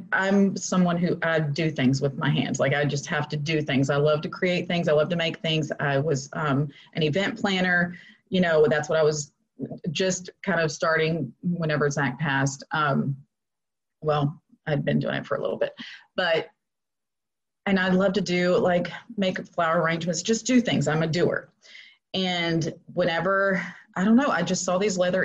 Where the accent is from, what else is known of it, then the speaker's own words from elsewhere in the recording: Florida, United States; moved away as an adult; I kind of got stuck in Florida with the quarantine, and I had no idea that God was actually bringing me back to my hometown.